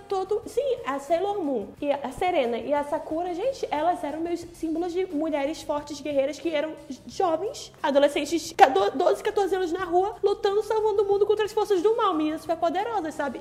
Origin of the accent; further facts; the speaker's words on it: Manaus, Amazonas, Brazil; como amazonense, como manauara e como brasileira